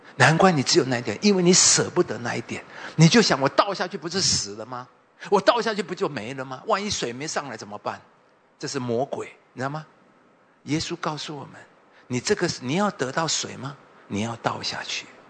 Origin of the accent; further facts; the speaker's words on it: Taipei, Taiwan; 我是民街出身，我这边住了很多年，从二十岁就住在太顺街呢